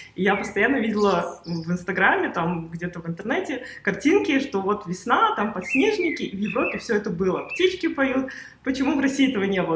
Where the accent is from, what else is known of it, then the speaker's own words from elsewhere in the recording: Uzbekistan; moved away; also born or lived in Russia / Germany; я сама из Узбекистана, я родилась в Узбекистане